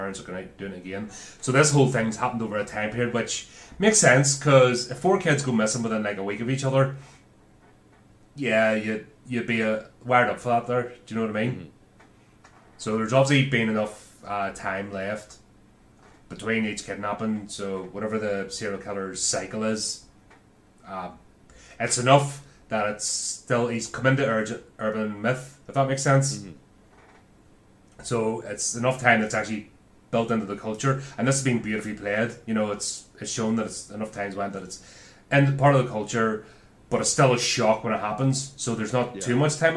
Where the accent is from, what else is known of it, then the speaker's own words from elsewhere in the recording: Belfast, Northern Ireland, United Kingdom; growing up in Belfast in the 80s